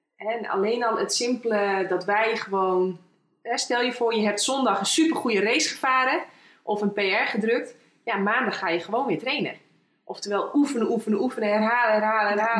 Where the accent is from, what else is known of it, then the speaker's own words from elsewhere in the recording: Friesland, Netherlands; geboren in Friesland